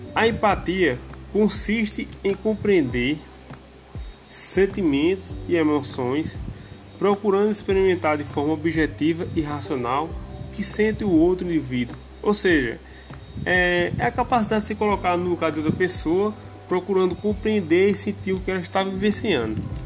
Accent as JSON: {"language": "Portuguese", "country": "Brazil", "said": "sou da cidade de São Luís do Peixe"}